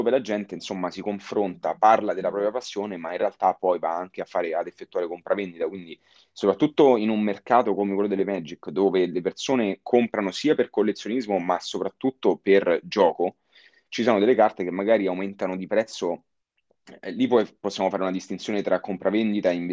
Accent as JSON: {"language": "Italian", "region": "Lazio", "country": "Italy", "tie": "born or raised there", "also_born_or_lived": "United States", "said": "Io sempre ho frequentato la scuola qui, io sono nato a, in provincia di Roma."}